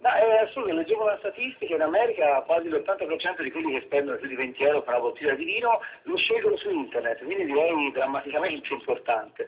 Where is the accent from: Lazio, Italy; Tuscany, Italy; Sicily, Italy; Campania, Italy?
Tuscany, Italy; io purtroppo sono toscano